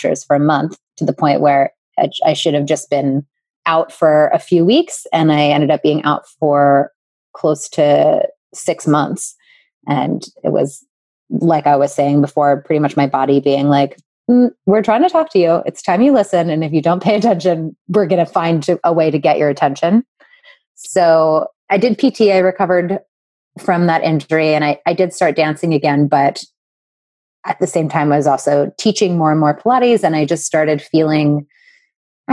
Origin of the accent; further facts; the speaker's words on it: New Jersey, United States; I grew up in South Jersey, about 15 minutes from Philadelphia